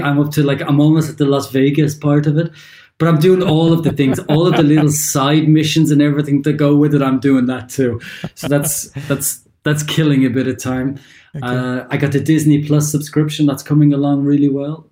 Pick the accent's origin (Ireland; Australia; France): Ireland; moved away as an adult; also born or lived in London; now in Germany; I'm obviously Irish. I'd lived in Ireland for a long time